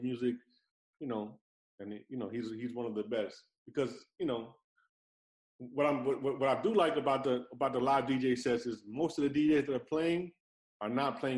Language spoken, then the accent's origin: English; New York, United States; moved away as an adult; now in Miami, United States; I lived in New York my whole life. I've only been in Miami a year and some change now